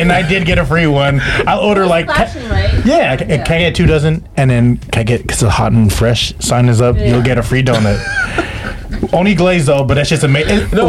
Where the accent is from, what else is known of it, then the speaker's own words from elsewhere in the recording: San Francisco, California, United States; I grew up in Excelsior